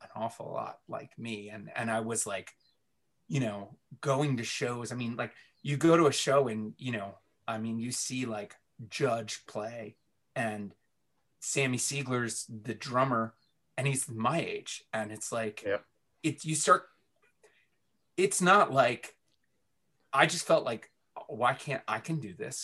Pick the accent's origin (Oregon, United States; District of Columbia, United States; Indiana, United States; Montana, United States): District of Columbia, United States; Washington; also born or lived in Baltimore, Maryland; growing up in DC where like, you know, emo was born